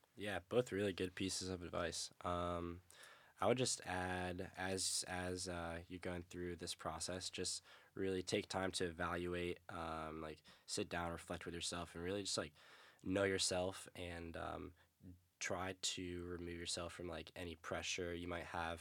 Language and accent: English; upstate New York, United States; moved away as an adult; Not even the cool part of New York, upstate New York.